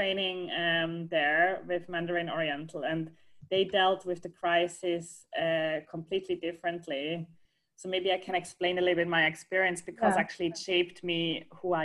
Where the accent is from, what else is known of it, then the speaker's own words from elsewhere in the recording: Switzerland; moved away as an adult; also born or lived in London; now in Seattle, United States; I'm originally from Switzerland.